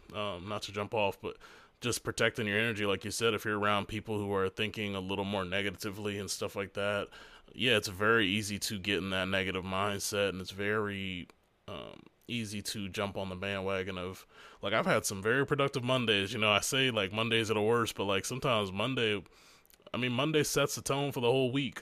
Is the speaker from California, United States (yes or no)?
no; Hampton, Virginia, United States; moved away; where I was born in Hampton